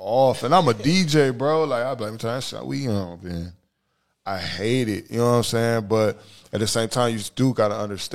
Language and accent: English; Toledo, Ohio, United States; we're from Toledo, Ohio